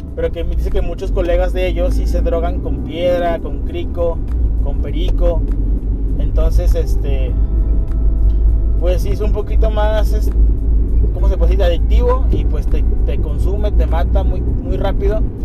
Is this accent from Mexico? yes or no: yes; Mexico; somos los mexicanos